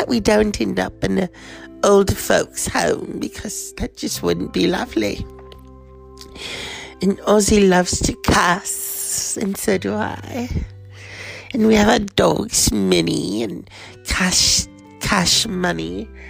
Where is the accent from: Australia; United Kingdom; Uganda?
United Kingdom; Oh, my dear, I'm British. Helium is not involved, only tea and crumpets.